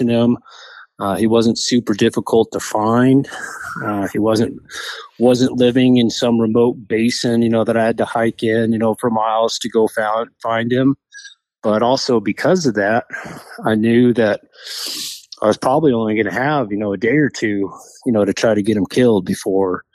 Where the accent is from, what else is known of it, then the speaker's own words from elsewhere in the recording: New Mexico, United States; moved away as an adult; now in Colorado, United States; I grew up in New Mexico